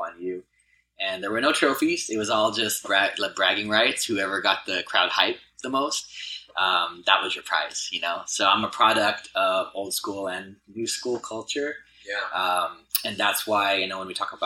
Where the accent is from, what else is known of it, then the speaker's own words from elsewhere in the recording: Los Angeles, California, United States; I grew up in Harbor City, so I'm from the South Bay here